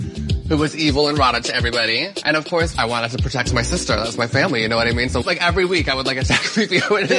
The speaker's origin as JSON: {"language": "English", "region": "Texas", "country": "United States", "tie": "born or raised there", "said": "that drag just was not something I grew up with in Texas."}